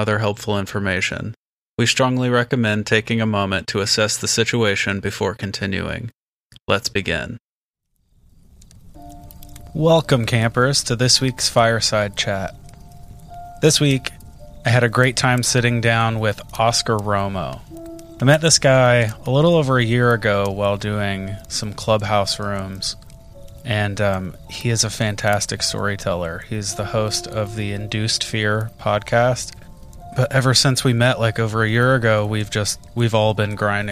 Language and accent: English; Indiana, United States; growing up in Indiana